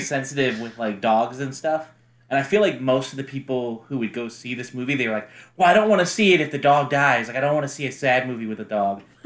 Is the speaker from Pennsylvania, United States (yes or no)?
yes; Philadelphia, Pennsylvania, United States; Philadelphia, my hometown.